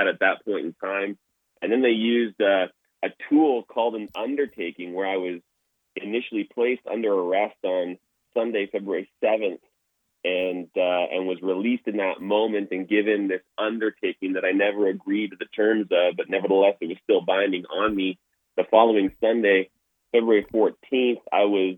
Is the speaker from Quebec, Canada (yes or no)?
no; Toronto, Ontario, Canada; now in Alberta, Canada; I grew up in Toronto, Ontario, and grew up in a non-Christian household